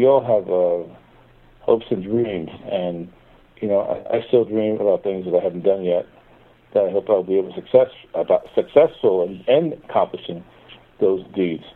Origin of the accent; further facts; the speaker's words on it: Perth Amboy, New Jersey, United States; also born or lived in New York; a recreation center in Perth Amboy, my hometown.